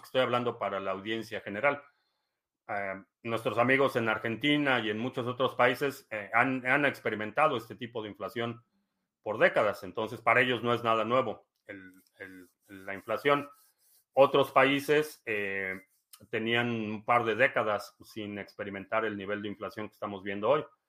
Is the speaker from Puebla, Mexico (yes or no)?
no; Mexico City, Mexico; nací en la Ciudad de México, eh, entonces sí la conozco.